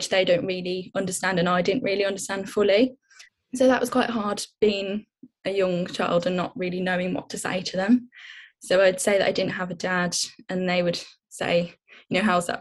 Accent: Birmingham, West Midlands, United Kingdom; now in London, United Kingdom; I'm originally from Birmingham, but I'm now living in London.

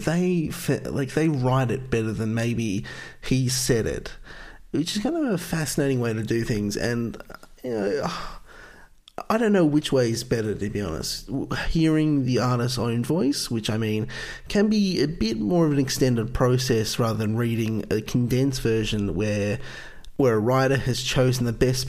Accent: Australia; I'm from Australia

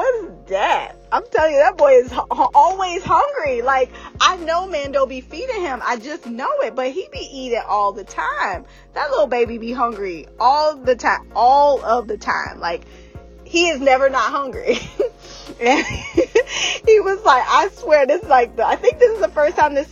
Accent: Georgia, United States; moved away; also born or lived in North Carolina; I'm from the South. So I feel like we know fried chicken. I was born in Georgia. I had a lot of my adolescent life in Georgia and in North Carolina

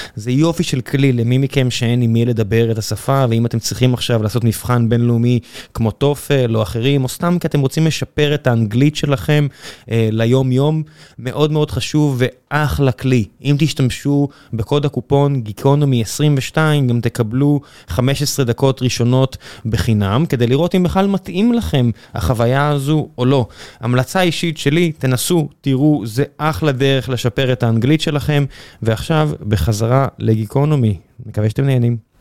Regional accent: Beersheba, Southern District, Israel; now in Tel Aviv, Israel; אני גדלתי בבאר שבע

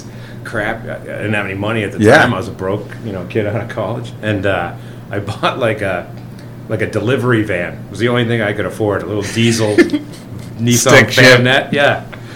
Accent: United States; As an American

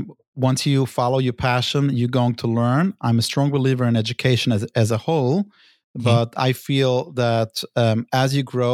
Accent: New York City, New York, United States; Brooklyn, New York.

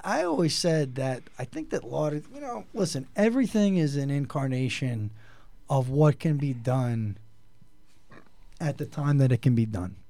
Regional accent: New York, United States; we're from New York

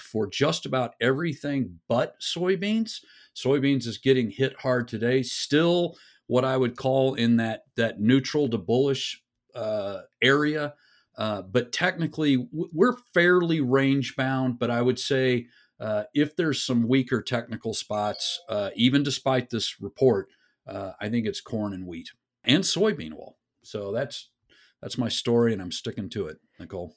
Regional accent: West Texas, United States; I'm from West Texas.

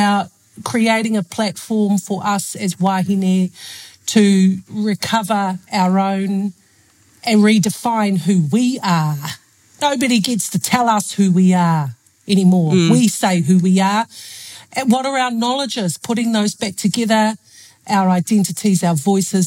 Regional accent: Taranaki, New Zealand; also born or lived in Te Urewera / Waikaremoana / Murupara; we're from Te Rere Wera, but from Waikare Moana, Ngāti Manawa, Murupara, but we grew up in Taranaki

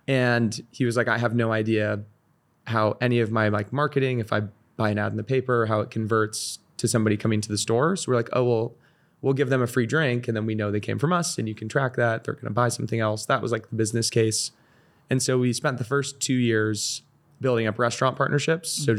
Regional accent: Seal Beach, California, United States; moved away as an adult; also born or lived in Northeast US / San Francisco; I I grew up in Orange County, so I was in Seal Beach, super close

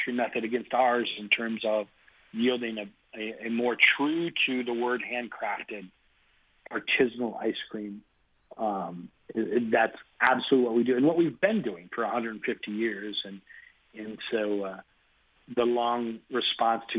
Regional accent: Cincinnati, Ohio, United States; I'm a Cincinnati kid, so I did my growing up in Cincinnati

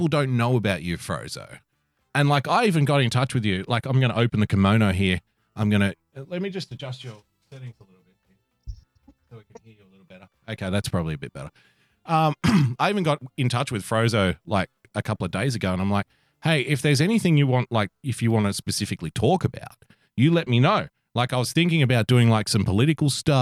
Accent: Australia; growing up in Australia, I was surrounded by friends from Asia

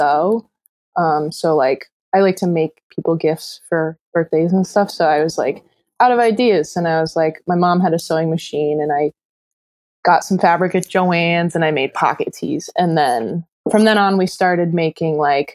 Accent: Scituate, Rhode Island, United States; moved away as an adult; also born or lived in Vermont; now in North Adams, United States; I grew up in Rhode Island, like 20 minutes outside of Providence, a town called Scituate.

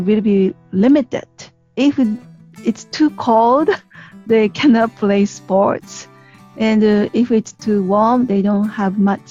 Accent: Japan; from Japan

